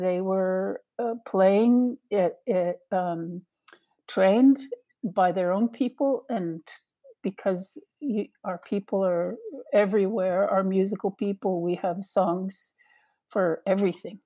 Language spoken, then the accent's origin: English; Gitxaala, British Columbia, Canada; I'm from Gidkatla